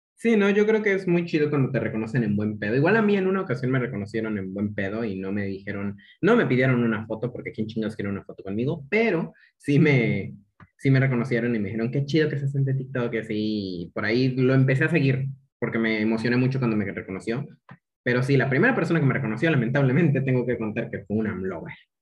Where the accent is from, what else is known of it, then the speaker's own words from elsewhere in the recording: Chiapas, Mexico; Yo soy chiapaneco